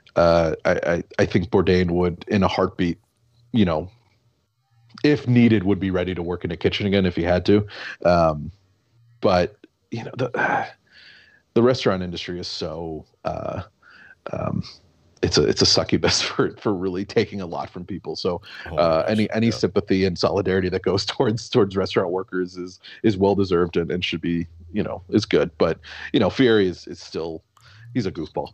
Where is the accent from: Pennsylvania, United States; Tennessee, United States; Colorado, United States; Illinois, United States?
Illinois, United States; La Grange; also born or lived in Chicago; born in the city of Chicago, and I grew up oh. in suburbs.